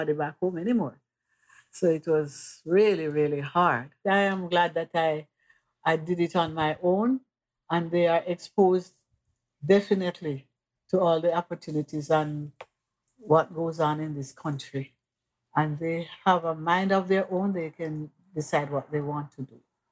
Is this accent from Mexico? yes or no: no; Mandeville, Manchester Parish, Jamaica; moved away as an adult; now in New York, United States; I'm from Mandeville, Jamaica, West Indies